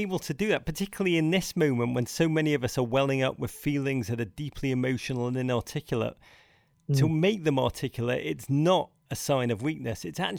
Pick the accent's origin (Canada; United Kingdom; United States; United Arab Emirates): United Kingdom; England; accent: English; sound so ridiculous in my English accent.